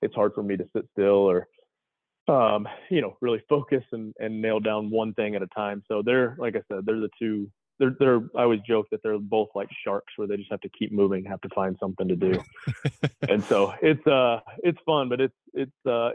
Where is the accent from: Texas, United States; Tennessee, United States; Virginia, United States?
Tennessee, United States; also born or lived in Michigan; We grew up in Tennessee. I was born in Michigan and then moved to Tennessee when I was about four and a half. So Tennessee's home for us.